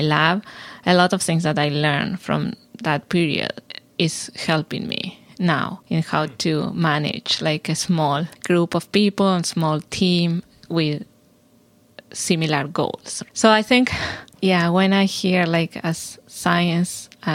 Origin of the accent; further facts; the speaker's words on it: Argentina; moved away as an adult; also born or lived in Houston, Texas, United States; now in Chapel Hill, United States; I am originally from Argentina, where I did my PhD. and my undergrad. And then I came here to do my postdoc in Baylor in Houston